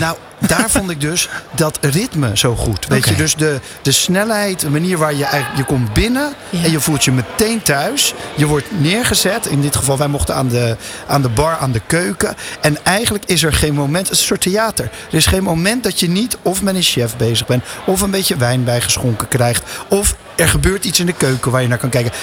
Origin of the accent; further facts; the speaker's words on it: Rotterdam, South Holland, Netherlands; als echte Rotterdammer ben ik